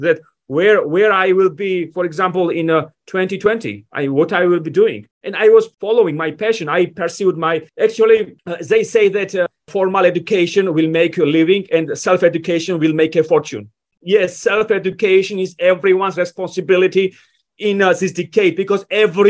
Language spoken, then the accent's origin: English; Georgia; moved away as an adult; now in United States; When I was 18, I was given a visa to move to the United States. I was born in Georgia